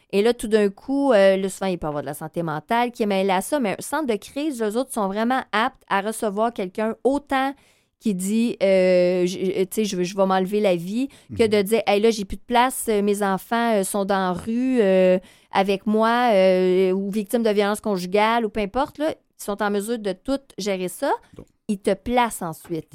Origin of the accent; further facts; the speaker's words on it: North Shore, near Montreal, Quebec, Canada; now in Montreal, Canada; je viens de la Rive-Nord